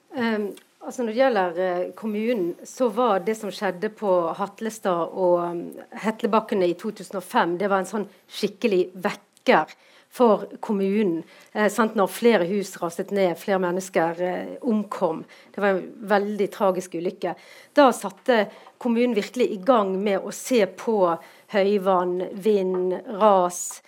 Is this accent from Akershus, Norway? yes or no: no; Bergen, Vestland, Norway